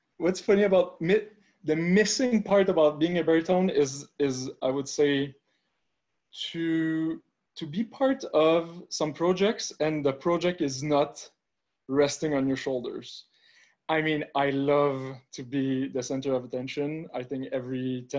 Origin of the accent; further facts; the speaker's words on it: Montreal, Quebec, Canada; I'm from Montreal, Quebec